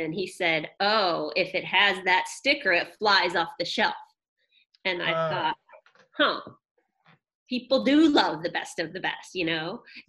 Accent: St. Louis, Missouri, United States; St. Louis, Missouri.

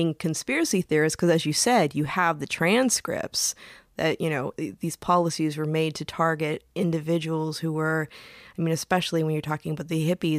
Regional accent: Michigan, United States; growing up in Michigan

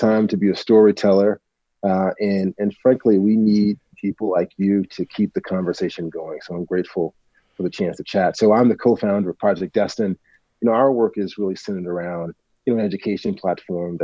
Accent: Northern Mississippi, United States; I'm from, you know, I'm from Northern Mississippi

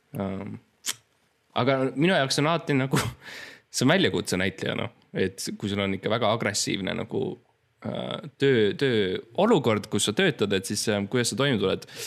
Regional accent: Estonia; ma olen eestlane, ma oskan eesti keelt

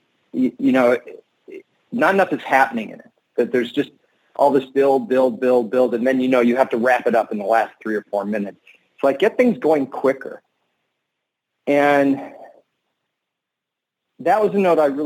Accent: Los Angeles, California, United States; I'm from Los Angeles

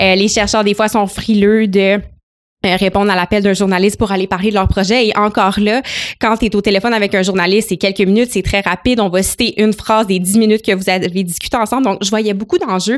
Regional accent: Gatineau, Quebec, Canada; born or raised there; moved away as an adult; also born or lived in Ottawa; now in Montreal, Canada

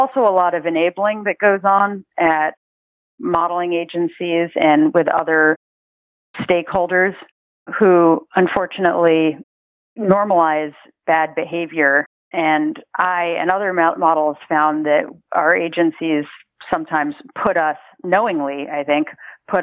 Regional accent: New York, United States; I grew up in New York and was scouted on the street, actually, just after school when I was 14 years old

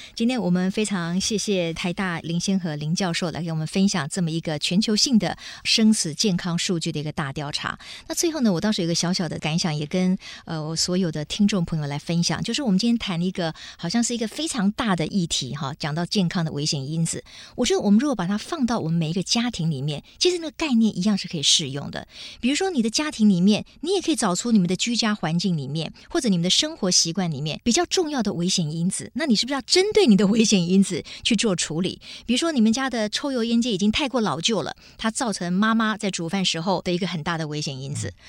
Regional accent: Taiwan; 在台湾可能影响当地我们台湾人最多、最广泛的一些原因了

